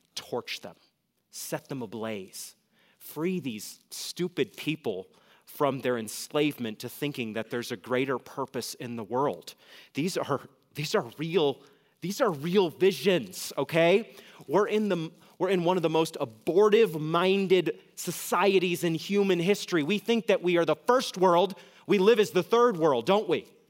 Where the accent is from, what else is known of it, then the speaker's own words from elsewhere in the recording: New England, United States; moved away; I'm from New England, and New England elites pride themselves in their excellent education. When I flew back with my fiance to New England